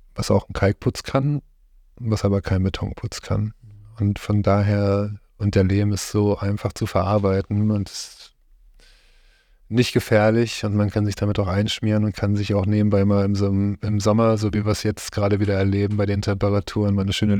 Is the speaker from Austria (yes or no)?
no; Haldensleben area, Saxony-Anhalt, Germany; Ich bin hier in der Gegend aufgewachsen, bin hier in Heidensleben geboren